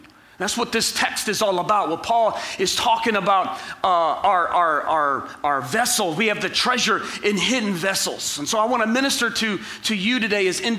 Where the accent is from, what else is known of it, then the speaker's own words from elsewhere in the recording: Ecorse, Michigan, United States; I grew up in Ecorse and in the inner city